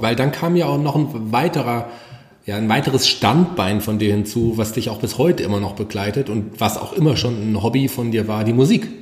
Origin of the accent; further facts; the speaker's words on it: Fulda, Hesse, Germany; also born or lived in Berlin; ich bin ja gebürtiger Fuldaer, ich habe mal eine Zeit in Berlin gewohnt, bin wieder gerne nach Fulda zurückgekommen